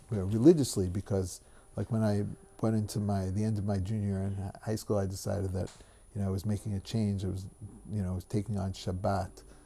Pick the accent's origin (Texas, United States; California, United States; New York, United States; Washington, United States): New York, United States; Great Neck; moved away as an adult; also born or lived in Douglaston, Queens, New York / Brooklyn / Boca Raton; now in Israel; we moved to Great Neck when I was, uh, five years old